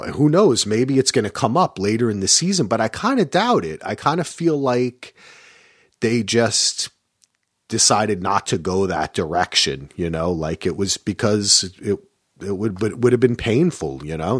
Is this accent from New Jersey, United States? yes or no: yes; New Jersey, United States; I'm from Jersey